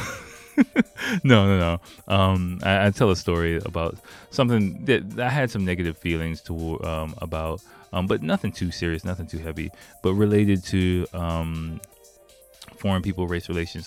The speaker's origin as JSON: {"language": "English", "country": "United States", "moved": "yes", "lives_now": "Japan", "said": "I'm from America"}